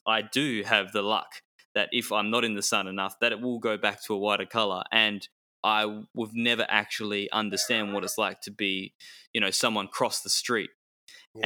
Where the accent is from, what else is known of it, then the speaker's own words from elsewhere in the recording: Perth, Western Australia, Australia; I was born in Perth